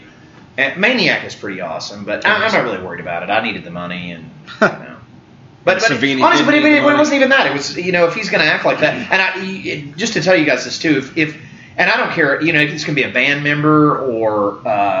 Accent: Atlanta, Georgia, United States; also born or lived in Canada; now in Knoxville, United States; as a kid, I grew up in Atlanta. I'm from Canada, but I grew up in Atlanta

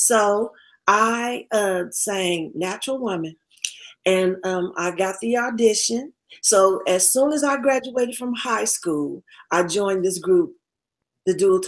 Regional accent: Tyler, Texas, United States; born there; Well, I was born in Texas, a little town called Tyler, Texas, East Texas

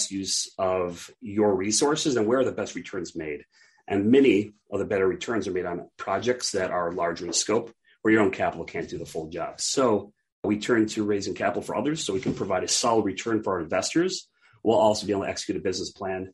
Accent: Minneapolis, Minnesota, United States; moved away as an adult; now in Duluth, United States; I'm from Minneapolis, Minnesota originally. Like you mentioned, I moved to Duluth to attend college.

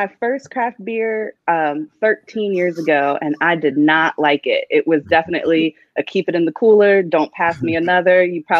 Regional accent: Frederick, Maryland, United States; shout out my hometown.

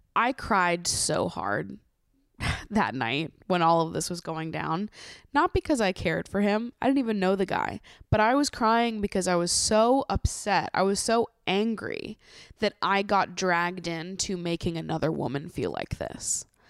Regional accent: Massachusetts, United States; now in New York, United States; I live in New York, I grew up in Massachusetts

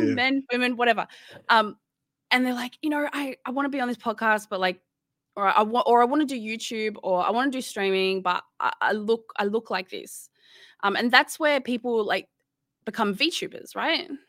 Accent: Sydney, New South Wales, Australia; moved away; I'm originally from Sydney, and I don't live in Sydney anymore

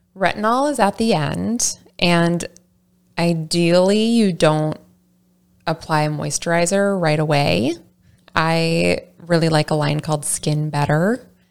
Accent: Saint Paul, Minnesota, United States; I'm from the Saint Paul area

